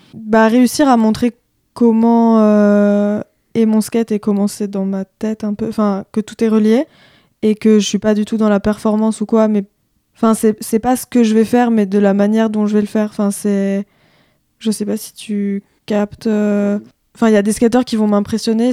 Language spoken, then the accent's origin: French; La Baule, Pays de la Loire, France; moi, je viens de la Baule. j'ai grandi avec ma mère et ma sœur en plein la boule